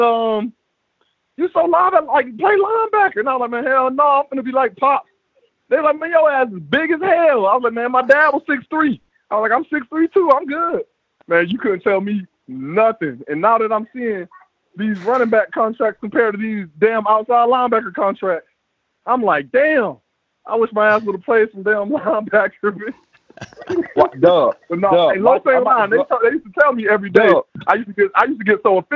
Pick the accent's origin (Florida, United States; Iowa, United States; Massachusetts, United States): Florida, United States; I'm Floridian. Florida